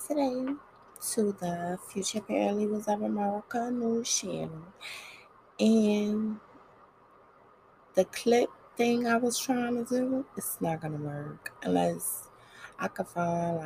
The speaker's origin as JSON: {"language": "English", "town": "New York City", "region": "New York", "country": "United States", "said": "I'm just from Brooklyn"}